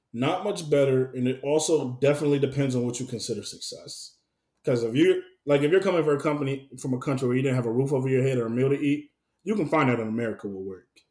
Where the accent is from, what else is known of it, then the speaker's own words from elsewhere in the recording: the South, United States; I'm definitely from the South. We were raised a little different than some other people